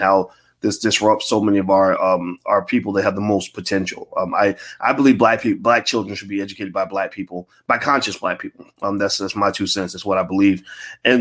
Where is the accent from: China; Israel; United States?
United States; Louisville, Kentucky; Born and raised in Louisville, Kentucky.